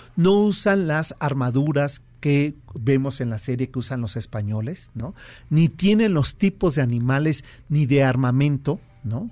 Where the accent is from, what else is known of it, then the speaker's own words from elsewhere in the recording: Mexico City, Mexico; a los chilangos nos, nos tachan, ¿no? De ser ombligo de mundo, ¿no? Creemos que todo ocurre aquí